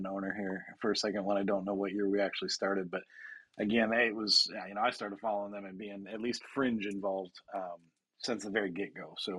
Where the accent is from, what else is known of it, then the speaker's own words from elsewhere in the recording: Washington, United States; Yeah, see, that was like the town I grew up in Washington. It was middle of nowhere, not much going on other than being a military town.